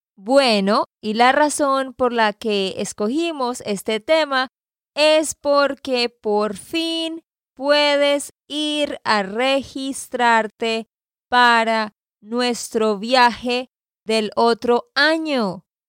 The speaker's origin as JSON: {"language": "Spanish", "region": "Santander", "country": "Colombia", "said": "de Santander, Colombia"}